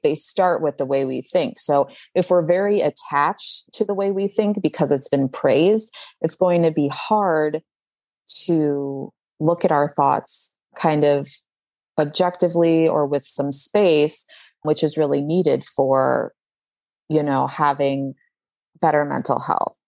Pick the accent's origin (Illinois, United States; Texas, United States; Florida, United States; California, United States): Illinois, United States; Chicago; I grew up in Chicago